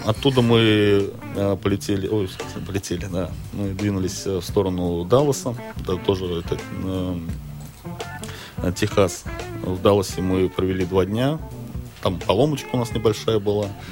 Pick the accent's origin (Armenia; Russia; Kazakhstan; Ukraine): Russia; мы из России